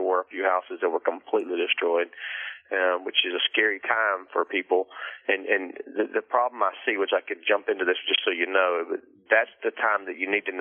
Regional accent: Rockwall, Texas, United States; Texas, right here. I'm in it. So again, I've born and raised here.

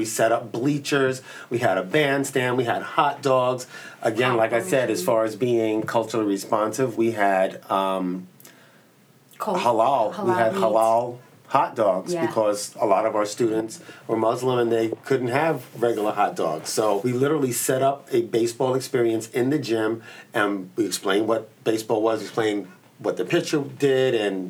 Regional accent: United States; we're Americans. We grew up in America.

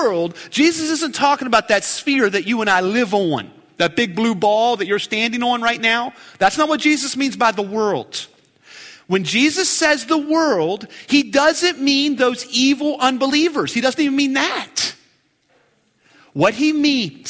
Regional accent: Keyser, West Virginia, United States; my hometown. That's Keyser, West Virginia, Queens Point

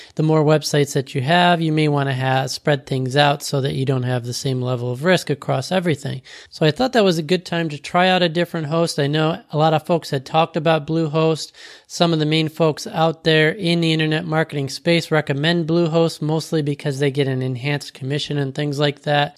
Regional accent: Florida, United States; I was from Florida

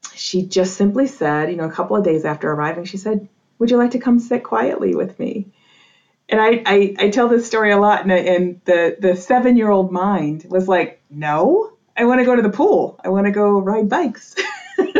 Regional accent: New England, United States; I grew up in New England in a very traditional Roman Catholic family.

